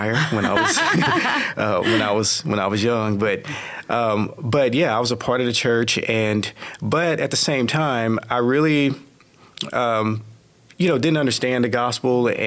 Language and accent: English; Texarkana, United States; I was born in Texarkana